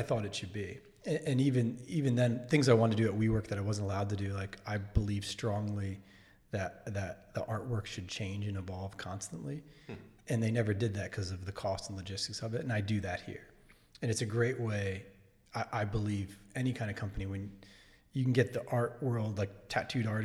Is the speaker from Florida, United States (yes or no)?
no; Wilmington, Delaware, United States; my hometown in Wilmington, Delaware.